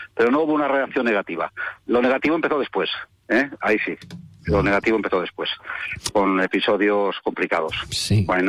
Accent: Bilbao, Basque Country, Spain; moved away as an adult; now in Málaga, Spain; yo no soy de Jerez, resido en Málaga, nací en Bilbao, me vine con 25 años a Málaga

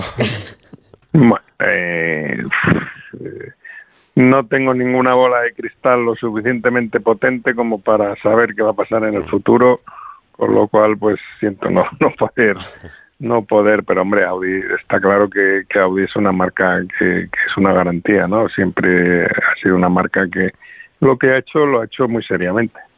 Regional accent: Madrid, Community of Madrid, Spain; como madrileño

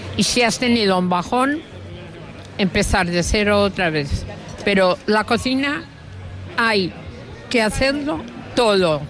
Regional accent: Mallorca, Balearic Islands, Spain; los mallorquines tenemos un montón de cosas

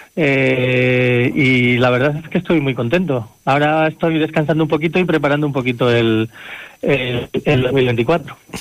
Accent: El Cerrato, Castile and León, Spain; also born or lived in Tierra de Campos; aunque yo no soy de Tierra de Campos, yo soy del Cerrato

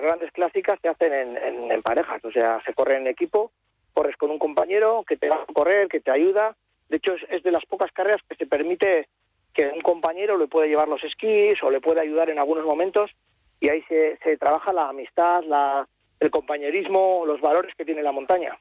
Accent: Bilbao, Basque Country, Spain; nosotros somos de Bilbao

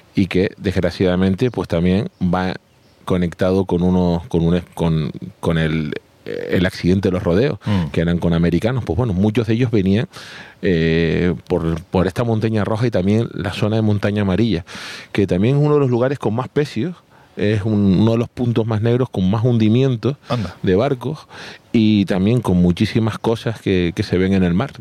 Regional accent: La Gomera, Canary Islands, Spain

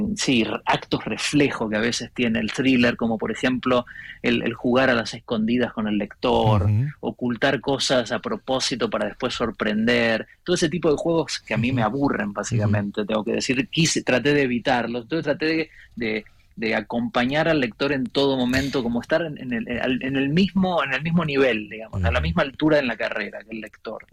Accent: Buenos Aires, Argentina; moved away as an adult; yo soy porteño, em, pero no vivo en Buenos Aires hace 20 años

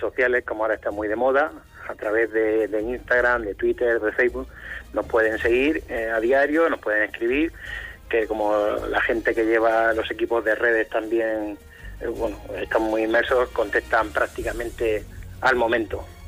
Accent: Cartagena, Region of Murcia, Spain; yo soy de Cartagena

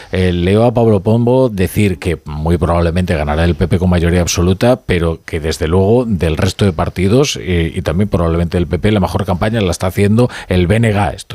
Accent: Galicia, Spain; soy gallego.

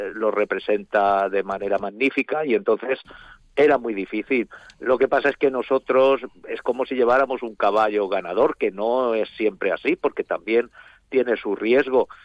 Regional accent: Alzira, Valencian Community, Spain; somos o los valencianos de Alcira o los de Alcira

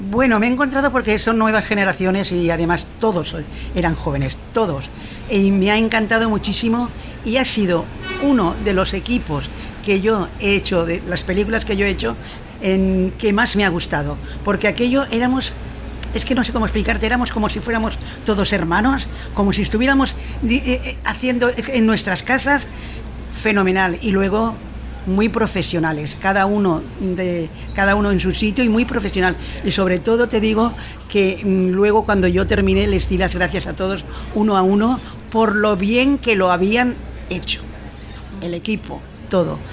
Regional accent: Valencia, Valencian Community, Spain; aquí en mi tierra

